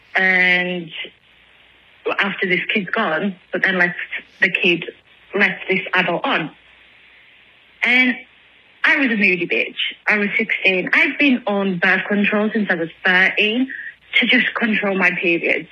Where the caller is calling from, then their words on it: England, United Kingdom; I'm calling from England